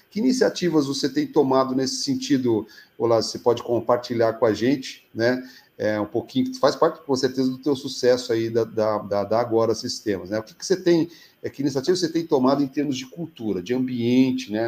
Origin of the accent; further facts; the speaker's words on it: São Paulo, Brazil; now in Curitiba, Brazil; eu sou paulistano, já estou há 26 anos aqui em Curitiba